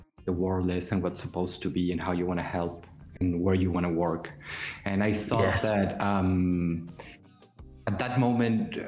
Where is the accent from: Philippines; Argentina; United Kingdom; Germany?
Argentina; moved away; I'm a child of the 2001 Argentinian crisis, where I come from Argentina